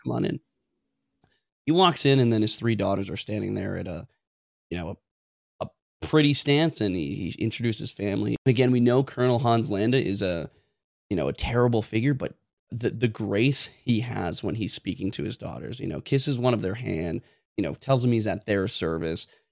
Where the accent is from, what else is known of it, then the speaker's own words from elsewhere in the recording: Tacoma, Washington, United States; I'm from Tacoma. I work in a jo-, joint base, Lewis McCord, Fort Lewis